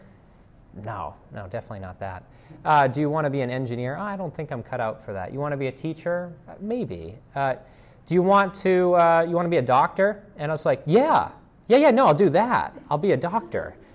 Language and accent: English; Boston, Massachusetts, United States; moved away as an adult; also born or lived in Virginia / Indiana; now in Greenville, United States; I grew up in the Boston area